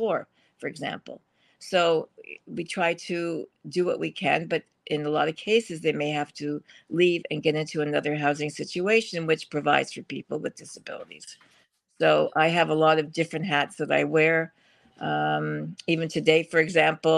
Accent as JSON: {"language": "English", "town": "St. Catharines", "region": "Ontario", "country": "Canada", "moved": "yes", "lives_now": "Toronto, Canada", "said": "I came from St. Catharines, a very small city in comparison to Toronto. But I ended up in Toronto."}